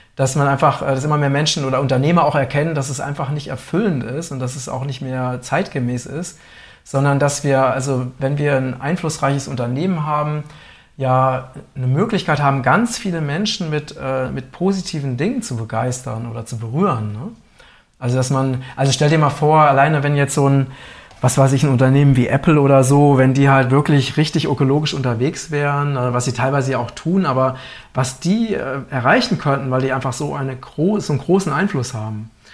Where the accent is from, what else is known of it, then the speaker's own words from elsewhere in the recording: Germany; als Deutsche